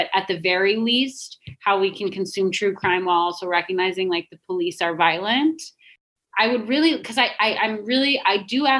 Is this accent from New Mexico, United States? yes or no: yes; Albuquerque, New Mexico, United States; Yeah. That's my hometown murder.